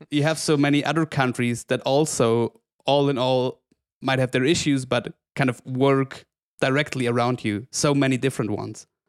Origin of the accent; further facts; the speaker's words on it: Oberstdorf, Bavaria, Germany; growing up in Oberstdorf, the whole region feeds from tourism